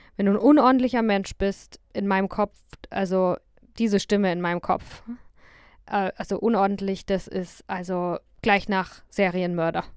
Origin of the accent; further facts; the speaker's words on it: Germany; moved away as an adult; mich dann halt ähm, nochmal ganz anders als Deutsche wahrgenommen habe.